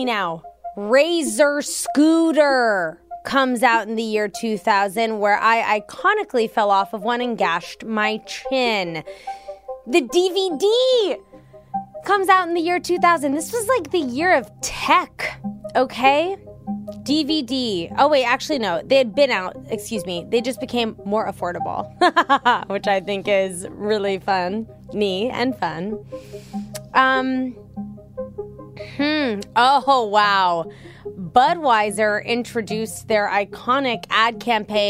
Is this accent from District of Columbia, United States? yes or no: yes; Washington, District of Columbia, United States; I grew up in Washington, D.C.